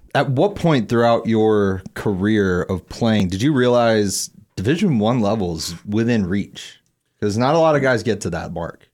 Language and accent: English; Eastern Pennsylvania, United States; where I grew up in Eastern P